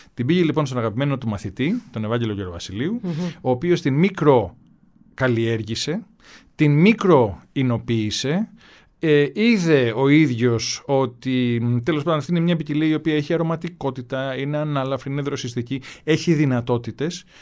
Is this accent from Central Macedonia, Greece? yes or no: no; Kefalonia, Ionian Islands, Greece